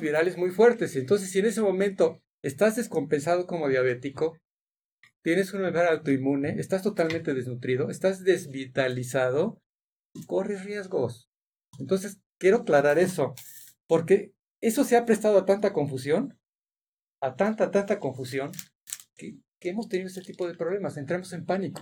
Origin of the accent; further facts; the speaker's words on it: Mexico; nuestras costumbres como mexicanos